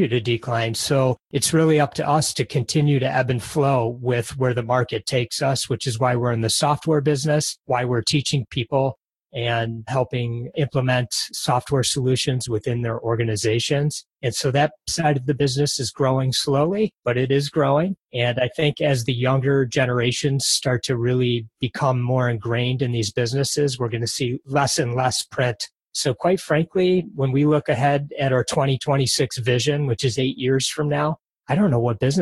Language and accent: English; Detroit, Michigan, United States; I was born and raised just outside of Detroit